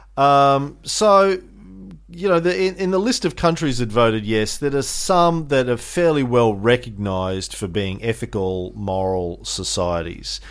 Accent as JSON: {"language": "English", "country": "Australia", "said": "as an Australian"}